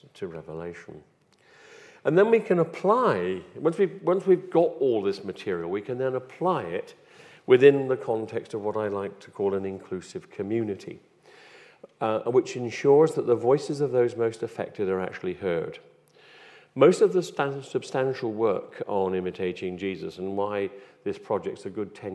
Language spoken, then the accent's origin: English; West Country, South West England, United Kingdom; accent: West Country; As you can tell from my accent, I come from the West Country, and from where my parents' home was, there was a place where the trawlers would come up